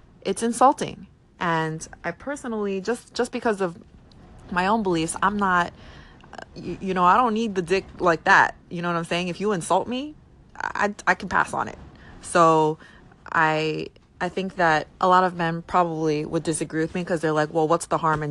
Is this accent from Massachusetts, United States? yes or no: no; New York, United States; I'm from New York